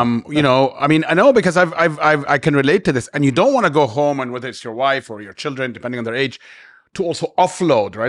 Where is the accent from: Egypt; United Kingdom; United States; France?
Egypt; moved away as an adult; now in Dubai, United Arab Emirates; growing up in Egypt